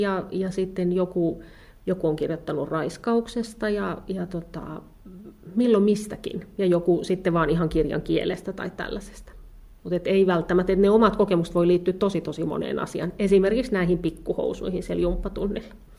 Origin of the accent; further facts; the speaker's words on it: Kerava, Uusimaa, Finland; also born or lived in Ostrobothnia; mä olen siis lapsuuteni asunut Keravalla. Joo, mä oon syntyisin, syntyisin Pohjanmaalta, mutta tota, kyllä ne on mun lapsuuden maisemia